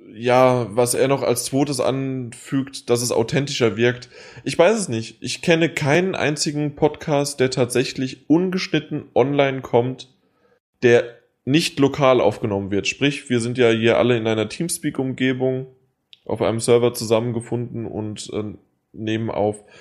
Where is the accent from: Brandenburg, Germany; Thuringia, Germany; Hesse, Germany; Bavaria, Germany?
Hesse, Germany; ich bin Hesse.